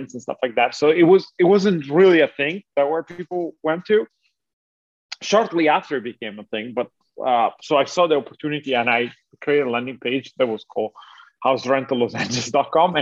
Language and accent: English; Italy; moved away; I'm originally from Italy